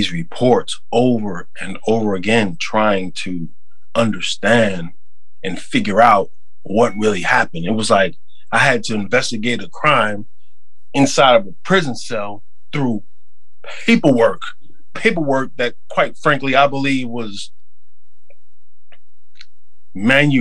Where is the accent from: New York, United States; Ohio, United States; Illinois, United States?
New York, United States; also born or lived in Queens, New York; I'm from New York